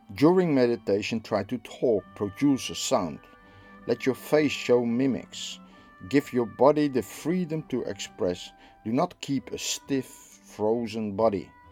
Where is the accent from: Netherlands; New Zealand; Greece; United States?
Netherlands; I'm from the Netherlands.